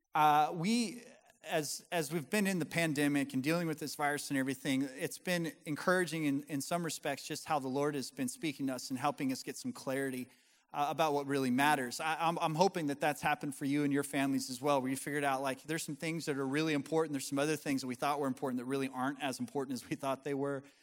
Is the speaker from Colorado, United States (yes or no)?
yes; Colorado, United States; moved away as an adult; now in the US South; I'm from Colorado, my wife's from Montana